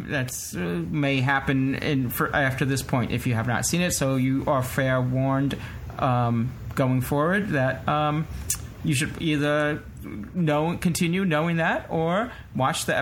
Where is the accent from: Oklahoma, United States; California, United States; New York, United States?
New York, United States; New York City; as a New Yorker